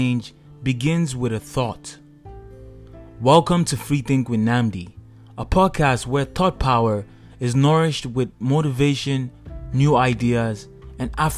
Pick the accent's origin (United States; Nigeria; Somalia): Nigeria; moved away as an adult; now in Canada; I grew up in Nigeria my whole life, and I had to leave my country to come to Canada for university